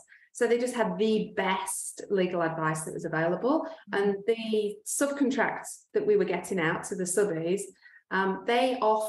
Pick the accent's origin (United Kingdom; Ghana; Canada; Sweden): United Kingdom; England; now in Australia; so I am from England. Like you can probably tell from my accent.